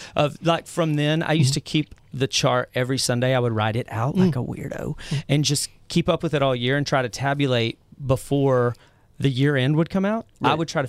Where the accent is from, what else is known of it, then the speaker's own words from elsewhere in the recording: Mineral Wells, Texas, United States; I grew up in Mineral Wells, Texas.